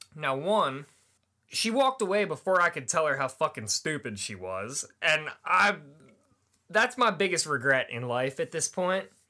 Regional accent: Manheim, Pennsylvania, United States; also born or lived in Pittsburgh, Pennsylvania; I grew up in Mannheim, Pennsylvania

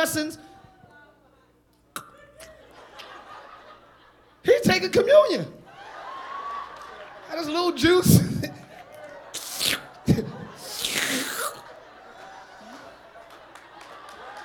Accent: United States; also born or lived in New York / Philadelphia; I'm from Jersey, New York, Philly

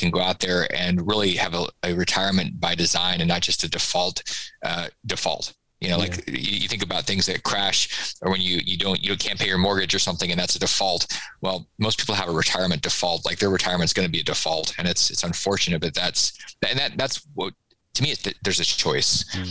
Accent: Florida, United States; it's not because I'm from Florida

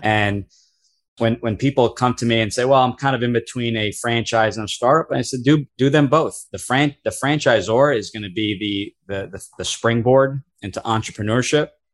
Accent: New Jersey, United States; I am born and raised in New Jersey

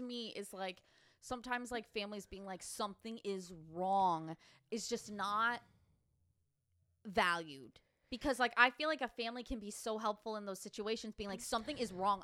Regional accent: United States; accent: American; we do have an American accent

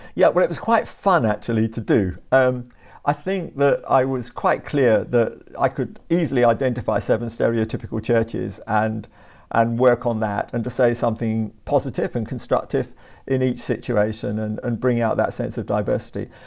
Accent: Brighton and Hove, South East England, United Kingdom; moved away as an adult; also born or lived in West London / South London; now in London, United Kingdom; I was born in West London, Uh, grew up in Brighton and Hove, uh, went to school there

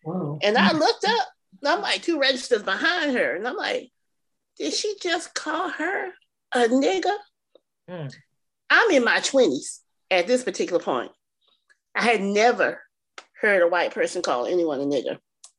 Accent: Hemingway, South Carolina, United States; also born or lived in Augusta; I'm originally from Hemingway, I went to school that's 100% Black kids, a public school.

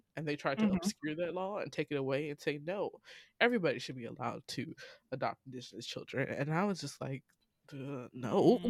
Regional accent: Illinois, United States; now in Georgia, United States; That's my home state. It's a Republican state

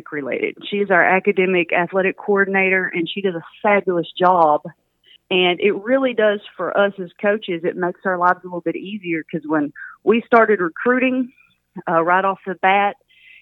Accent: Pittsburgh, Texas, United States; moved away as an adult; also born or lived in Oregon; I grew up in Pittsburgh, Texas

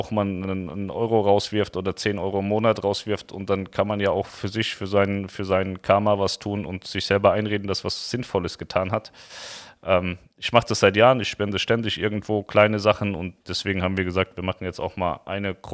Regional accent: Hesse, Germany; Wir kommen ja eigentlich auch aus Hessen.

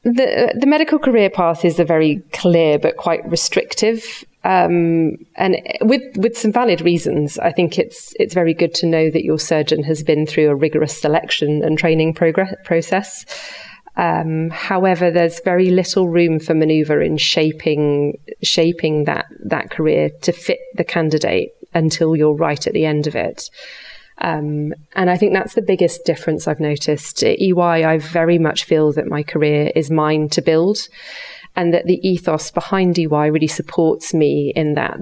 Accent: the north of England, United Kingdom; moved away as an adult; now in Switzerland; I was born and brought up in the north of England

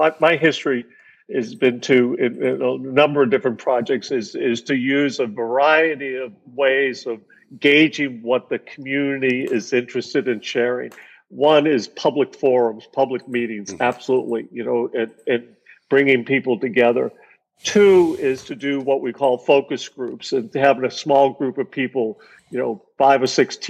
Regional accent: Boston, Massachusetts, United States; I'm a kid from Boston. I grew up in Roxbury, went to public schools.

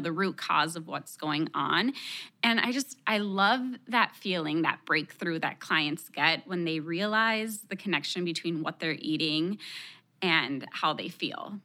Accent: Texas, United States; first language Spanish; English is a second language; My parents are from Mexico, and even though I was born in Texas, Spanish was my first language

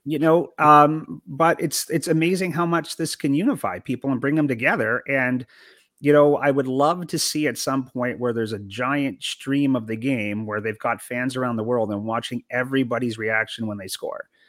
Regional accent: Canada; now in United States; as a Canadian living in the U S now

